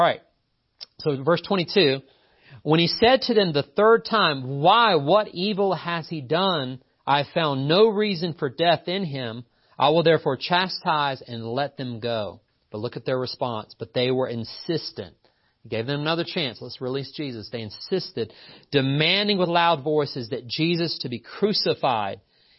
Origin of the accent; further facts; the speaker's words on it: Appalachia, United States; And by the way, I am from Appalachia. It's funny. Don't let the lack of accent deceive you. I'm from here. People welcome me to town, and I'm like, I'm from here. Don't welcome me. I'm from here.